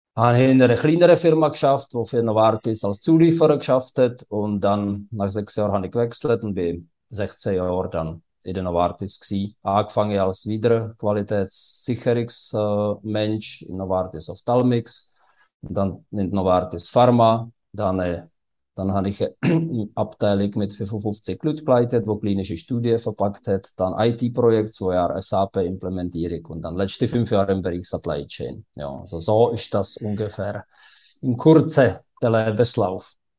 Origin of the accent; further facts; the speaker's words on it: České Budějovice, South Bohemian Region, Czechia; German is a second language; moved away as an adult; now in Switzerland; ich komme aus Südböhmen in Budweis und das ist nahe von der österreichischen Grenze